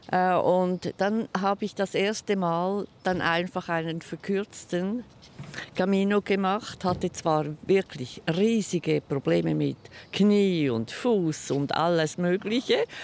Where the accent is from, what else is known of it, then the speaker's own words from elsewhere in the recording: Zurich, Switzerland; Und ich komme aus Zürich